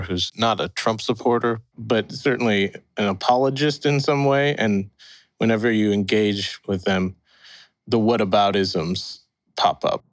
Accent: St. Louis, Missouri, United States; My parents are Tamils from Sri Lanka. But I was born and raised in St. Louis, Missouri

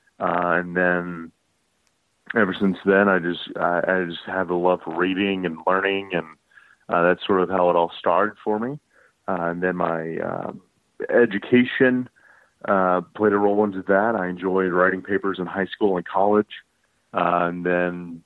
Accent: Columbus, Georgia, United States; also born or lived in Henry County, Georgia / Carrollton, Georgia; now in Atlanta, United States; Originally, I am from Columbus, Georgia, down by Fort Benning and all that. And then in high school, I lived in Henry County, just south of Atlanta

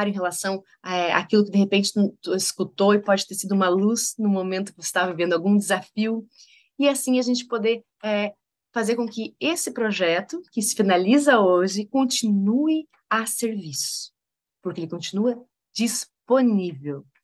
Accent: Rio Grande do Sul, Brazil; born there; also born or lived in Maranhão / Bahia / Rio de Janeiro; now in Santa Catarina, Brazil; Nasci no Rio Grande do Sul, morei no Maranhão, morei na Bahia, morei no Rio de Janeiro, agora moro em Santa Catarina e Daqui a pouco tempo estarei morando em São Paulo

